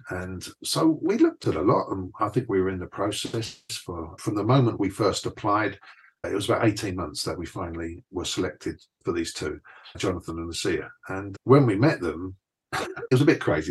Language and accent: English; London, United Kingdom; moved away as an adult; also born or lived in Essex / Tenerife; now in Bay Area, United States; coming from East London, there was such a diversity of ethnicities in East London and Essex when I left. There'd been a big African influx. There was a lot of people coming in from Eastern Europe. There had always been a big Indian and Pakistani